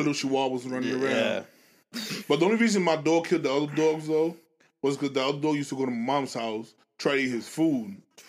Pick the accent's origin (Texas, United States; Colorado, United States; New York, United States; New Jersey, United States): New York, United States; New York City; moved away as an adult; Yeah, born and raised in New York.